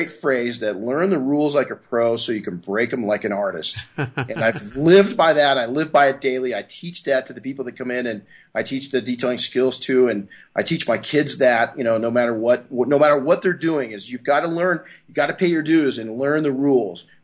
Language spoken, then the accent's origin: English; Southern California, United States; I grew up in here in Southern California, so was around cars constantly